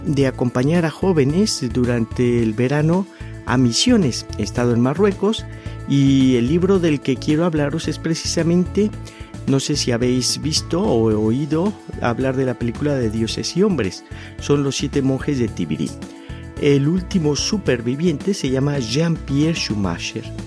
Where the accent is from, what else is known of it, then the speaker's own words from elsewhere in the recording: Mexico; accent: Mexican; now in Madrid, Spain; vivo actualmente en Madrid. Como veréis, mi acento es mexicano.